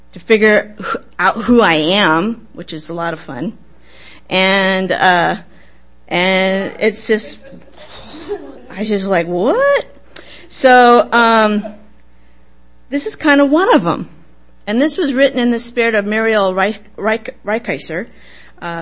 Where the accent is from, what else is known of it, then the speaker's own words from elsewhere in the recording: Seattle, Washington, United States; I'm born in Seattle. I am not a transplant. What? And I grew up in South Seattle in the Fedjaway Plateau